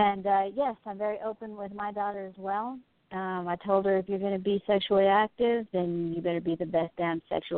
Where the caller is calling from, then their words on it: New Mexico, United States; I'm calling from New Mexico.